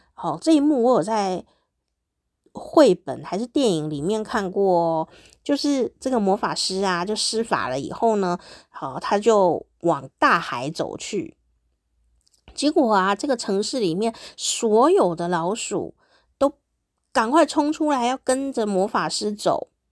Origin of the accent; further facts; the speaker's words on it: Taiwan; first language Mandarin Chinese; 我的母语就是台语哦，闽南语